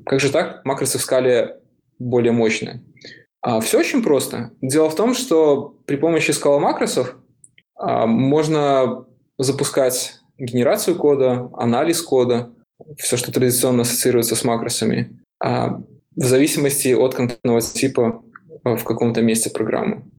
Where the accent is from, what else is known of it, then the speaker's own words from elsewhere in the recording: Minsk, Belarus; moved away as an adult; now in San Francisco, United States; Я сам из Беларуси, из Минска